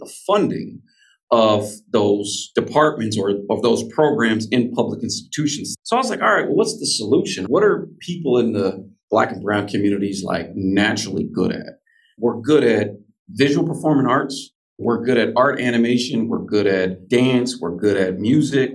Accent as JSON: {"language": "English", "town": "San Francisco", "region": "California", "country": "United States", "tie": "born or raised there", "said": "I'm born and raised in San Francisco. I'm a Bay Area kid"}